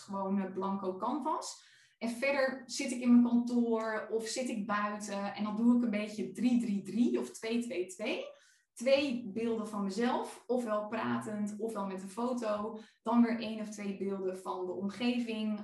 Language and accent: Dutch; Friesland, Netherlands; moved away; mijn dorp waar ik vandaan kom in Friesland.